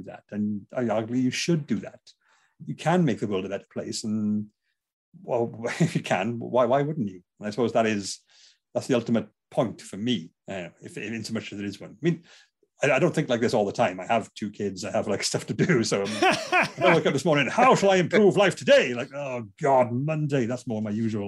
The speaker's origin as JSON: {"language": "English", "town": "Bridgend", "region": "Wales", "country": "United Kingdom", "said": "I'm from Bridgend, South Wales"}